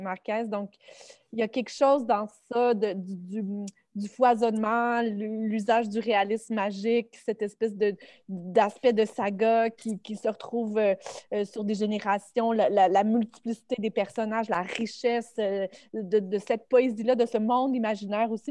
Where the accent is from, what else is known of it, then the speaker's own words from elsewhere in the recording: Sainte-Julie, Quebec, Canada; je viens de Sainte-Julie, qui est une banlieue euh, sur la rive sud de Montréal